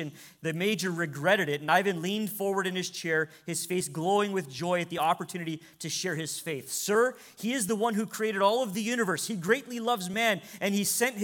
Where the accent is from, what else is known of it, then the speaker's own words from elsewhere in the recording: United States; as American believers